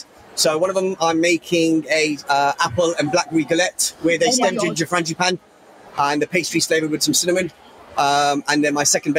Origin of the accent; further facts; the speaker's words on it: Leicester, East Midlands, United Kingdom; I'm just chicks from Leicester.